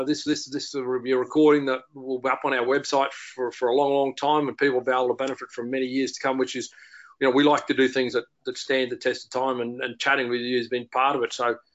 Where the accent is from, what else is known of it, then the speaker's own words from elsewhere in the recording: Australia; I've had the honour in Australia of being involved with so many of them, and as Australian sport is more appreciated around the world. We were once that little nation that no one really knew about